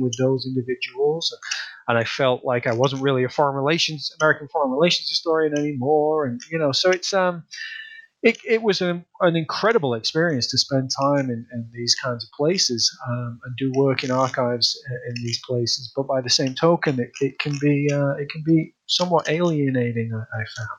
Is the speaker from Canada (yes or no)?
no; Leeds, Yorkshire and the Humber, United Kingdom; moved away as an adult; also born or lived in Manchester; now in United States; I'm originally from the north of England. I'm from uh, Leeds in the north of England